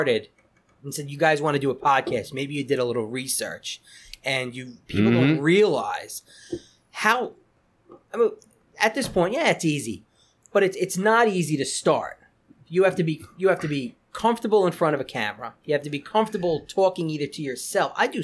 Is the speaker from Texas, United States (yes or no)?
no; Levittown, New York, United States; now in Wantagh, United States; I went to school in Levittown